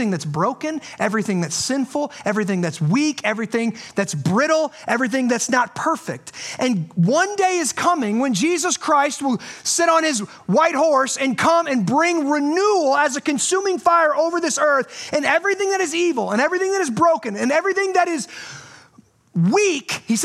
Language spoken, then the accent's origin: English; United States; I'm an American. I'm proud to be an American